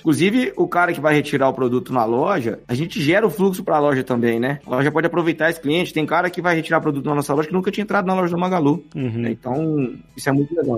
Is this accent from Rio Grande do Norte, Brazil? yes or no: no; Franca, São Paulo, Brazil; passei, passei minha infância na lojão lá em Franca